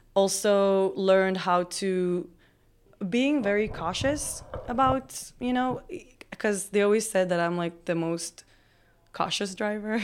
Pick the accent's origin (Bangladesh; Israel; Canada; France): Israel; moved away as an adult; also born or lived in Las Vegas; now in Austin, United States; I grew up in a Orthodox family in Israel